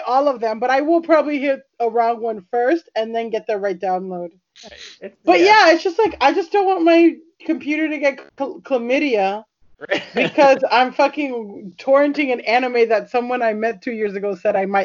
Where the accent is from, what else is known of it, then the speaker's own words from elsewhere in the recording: Florida, United States; moved away as an adult; also born or lived in California; I grew up in Florida, but I went to college in California